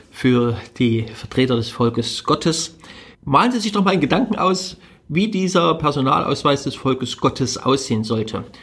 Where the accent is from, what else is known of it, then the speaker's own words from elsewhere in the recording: Germany; Ich bin in Deutschland groß geworden, ich bin von der Geschichte dieses Landes, von ihrer Kultur wie selbstverständlich geprägt worden.